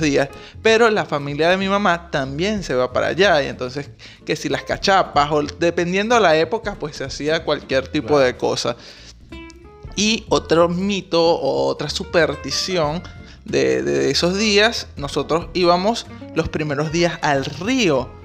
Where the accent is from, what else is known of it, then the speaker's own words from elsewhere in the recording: Maturín, Monagas, Venezuela; nosotros somos de Maturín ambos